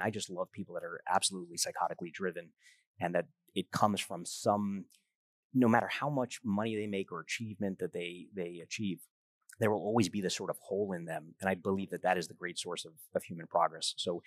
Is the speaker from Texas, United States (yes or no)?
no; New York City, New York, United States; I grew up in Coney Island, Brooklyn